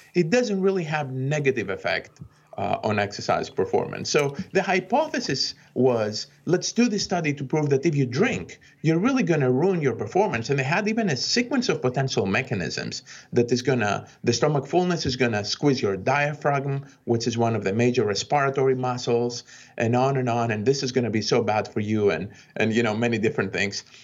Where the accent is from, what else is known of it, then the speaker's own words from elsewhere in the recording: Greece; now in United States; when I was growing up in Greece